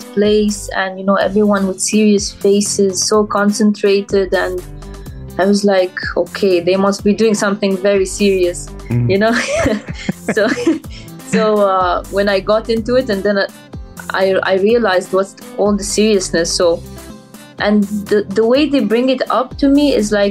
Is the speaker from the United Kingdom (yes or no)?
no; Dubai, United Arab Emirates; I'm personally from Dubai, so I travel every day there